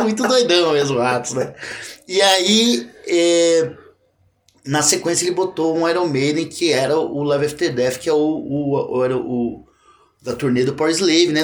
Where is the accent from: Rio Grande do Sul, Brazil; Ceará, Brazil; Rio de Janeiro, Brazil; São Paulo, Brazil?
São Paulo, Brazil; Assis; eu sou nascido e criado em Assis, né? No interior de São Paulo